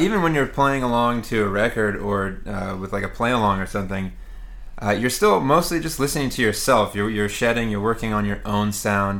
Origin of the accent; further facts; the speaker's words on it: Houston, Texas, United States; moved away as an adult; now in New York City, United States; I grew up in Houston, Texas, and uh, moved to New York to go to the City College of New York